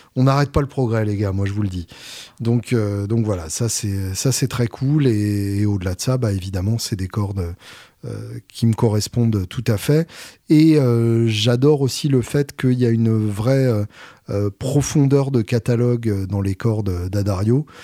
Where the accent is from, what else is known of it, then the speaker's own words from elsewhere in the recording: Normandy, France; je suis Normand